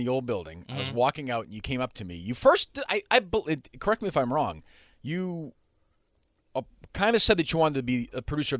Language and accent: English; Winchester, Massachusetts, United States; I grew up in Winchester.